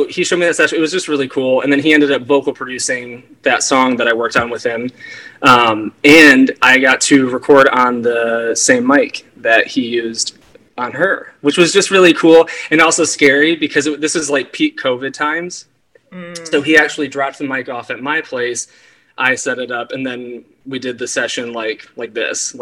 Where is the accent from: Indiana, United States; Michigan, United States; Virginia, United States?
Michigan, United States; Detroit; also born or lived in California; now in Washington, D.C., United States; I'm originally from Metro Detroit area in Michigan. Lived in California for 6 years, and I now live in Washington, D.C.